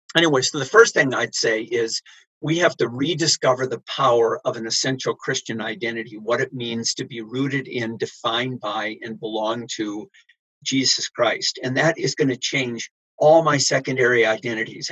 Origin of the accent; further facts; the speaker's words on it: United States; I'm an American